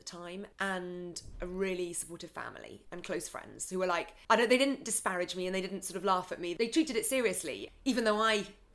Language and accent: English; Scotland, United Kingdom; I grew up in Scotland, in the middle of nowhere